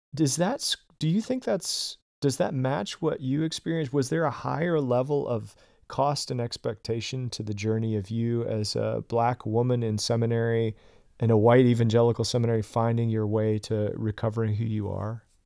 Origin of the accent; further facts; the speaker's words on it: the South, United States; I grew up in the South